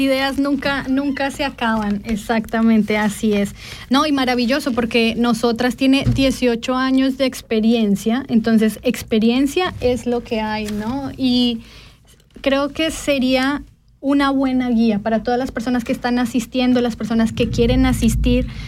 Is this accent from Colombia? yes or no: yes; Colombia; now in Switzerland; soy colombiana y que también pasé por este proceso de integración